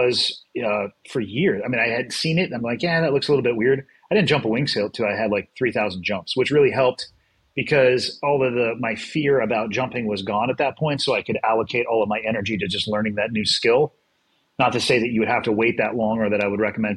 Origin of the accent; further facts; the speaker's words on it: Santa Cruz, California, United States; I was born and raised in Santa Cruz, which is just over the hill